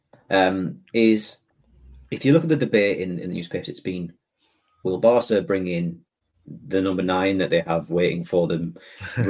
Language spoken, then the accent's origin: English; Scotland, United Kingdom; I'm saying this as a Scot. I'm saying this as a very proud Scot